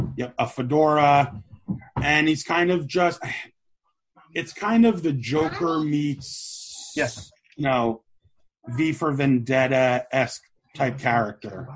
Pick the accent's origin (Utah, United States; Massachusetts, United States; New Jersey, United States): New Jersey, United States; Oakland; I grew up in Oakland, New Jersey